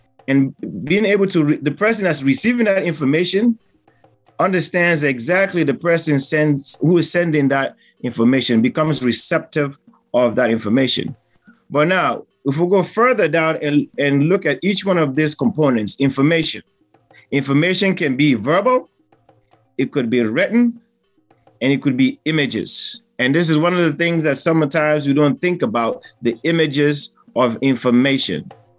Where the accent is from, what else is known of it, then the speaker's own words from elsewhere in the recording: Sierra Leone; now in United States; I'm from Sierra Leone, but I am based in the United States